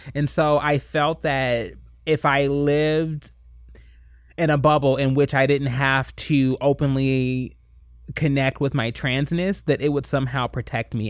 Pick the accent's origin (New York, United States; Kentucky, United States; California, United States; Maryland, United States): Kentucky, United States; moved away; I grew up in Kentucky. I grew up in the Bible Belt